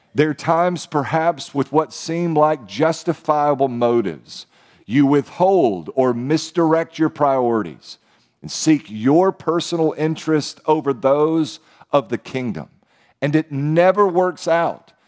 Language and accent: English; United States; as American Christians